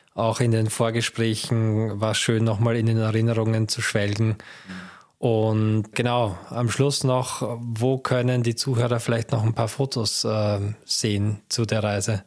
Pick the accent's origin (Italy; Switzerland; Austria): Austria; als Österreicher